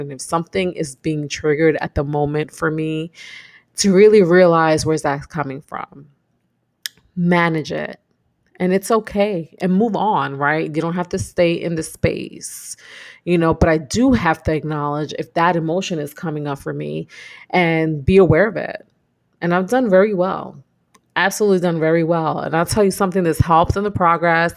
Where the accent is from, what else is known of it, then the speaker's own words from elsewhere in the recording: New York City, New York, United States; I've been born and raised in Brooklyn, New York. And I'm from East New York, to be specific.